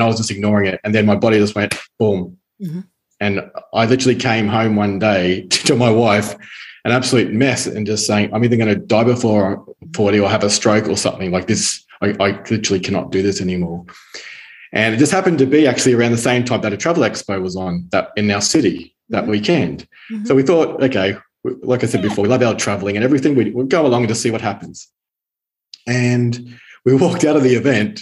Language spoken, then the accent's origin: English; Brisbane, Queensland, Australia; accent: Australian; moved away as an adult; now in Italy; I was born in Brisbane, Australia, and spent most of my life there